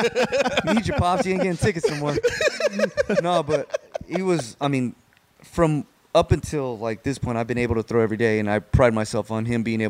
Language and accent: English; Fontana, California, United States; Grew up in Fontana. For most of my life, yeah. We went back and forth.